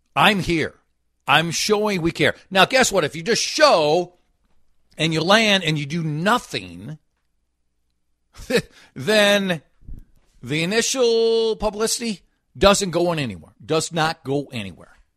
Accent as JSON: {"language": "English", "town": "Golden Valley", "region": "Minnesota", "country": "United States", "tie": "born or raised there", "said": "I was born and lived in Golden Valley."}